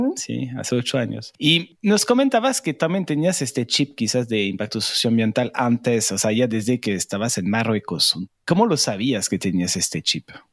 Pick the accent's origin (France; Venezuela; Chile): France; now in Mexico; Yo soy migrante francés en México